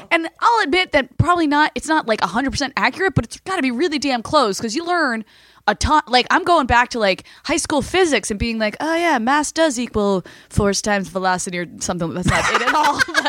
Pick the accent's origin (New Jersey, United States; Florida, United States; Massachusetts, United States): New Jersey, United States; Well, I'm from Jersey.